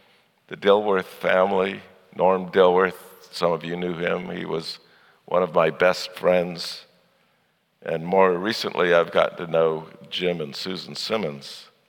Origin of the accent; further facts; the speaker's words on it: Kolondoto, Shinyanga, Tanzania; also born or lived in Chicago; now in United States; I'm a third generation missionary with Africa Inland Mission. I was born here in the United States in Chicago, but my parents took me to Kolondoto, Tanzania when I was 3 years old.